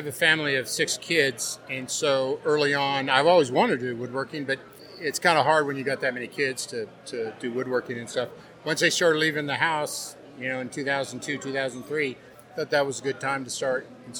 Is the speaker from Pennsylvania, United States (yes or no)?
no; Conway, Arkansas, United States; Conway, Arkansas.